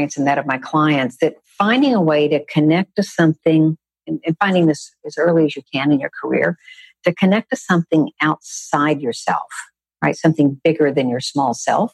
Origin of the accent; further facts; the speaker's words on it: Texas, United States; I grew up in Texas